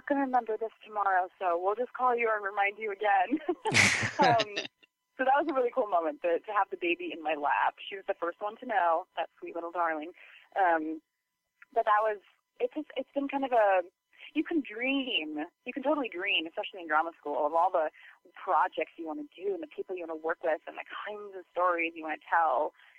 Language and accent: English; Minnesota, United States; Well, you know, I grew up in Minnesota, so